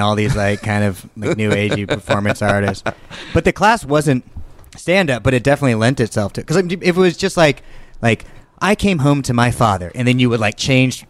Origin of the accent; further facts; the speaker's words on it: Thousand Oaks, California, United States; I'm from Thousand Oaks.